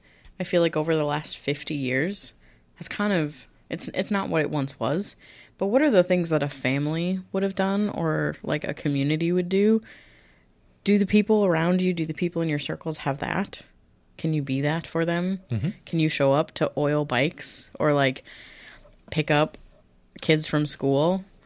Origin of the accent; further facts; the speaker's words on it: Minnesota, United States; we're Minnesotan. Like, we don't like to ask for things.